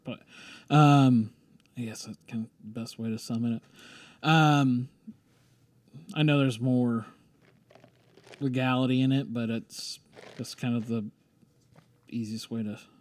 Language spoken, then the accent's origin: English; Ohio, United States; moved away as an adult; also born or lived in San Francisco; now in Stillwater, United States; growing up in Ohio, being on the high school golf team